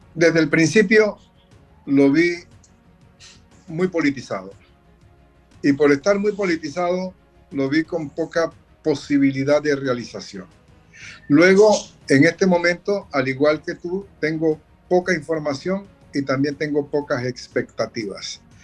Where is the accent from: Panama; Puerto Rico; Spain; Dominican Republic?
Panama; Como panameños tenemos que sentirnos complacidos por la presencia de los cancilleres, mm. creo que son 18, aquí en nuestro país